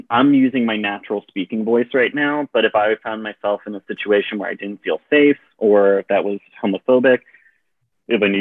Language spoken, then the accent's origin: English; Virginia, United States; born there; So you know, I uh, I was born in Virginia. We moved around a bit, um, but y'all has somehow stuck in my uh, vocabulary